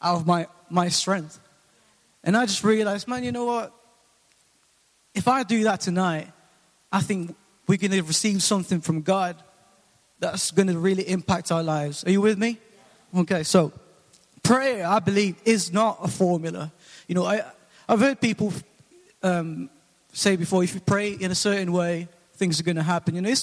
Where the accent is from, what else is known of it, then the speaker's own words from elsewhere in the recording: Philippines; now in England, United Kingdom; I'm originally from the Philippines, and I came over in 2004